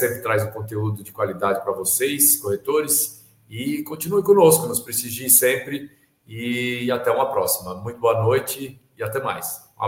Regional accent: Bauru, São Paulo, Brazil; Eu sou de Bauru

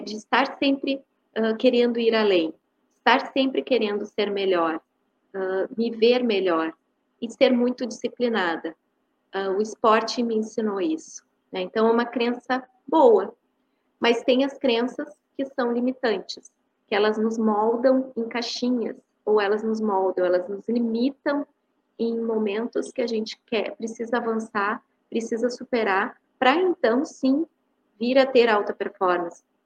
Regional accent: Porto Alegre, Rio Grande do Sul, Brazil; Eu sou de Porto Alegre, né, Rio Grande do Sul

